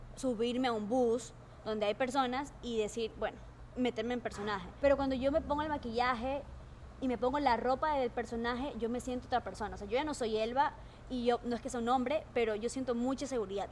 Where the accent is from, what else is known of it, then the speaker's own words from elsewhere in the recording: Bahía de Caráquez, Manabí, Ecuador; also born or lived in Calceta, Ecuador; Yo nací en Calceta, pero yo soy yo viví toda mi vida casi en Bahía de Caracas.